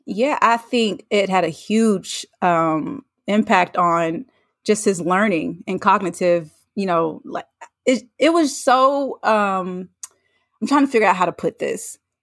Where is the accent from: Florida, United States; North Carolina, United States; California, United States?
North Carolina, United States; moved away; I'm from North Carolina. I went home to see family